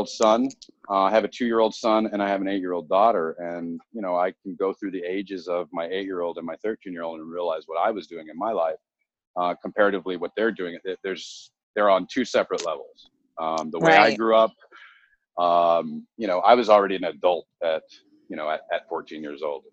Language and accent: English; United States; also born or lived in Southern California / Arizona; I come from Southern California, and I also come from Arizona, where I grew up between the two places